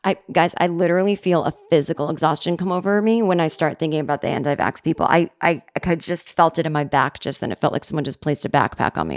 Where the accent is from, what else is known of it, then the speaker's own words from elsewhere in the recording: Massachusetts, United States; growing up in Massachusetts in the seventies